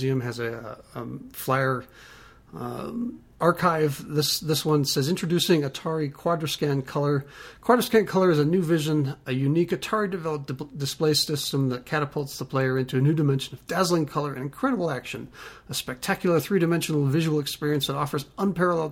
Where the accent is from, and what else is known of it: United States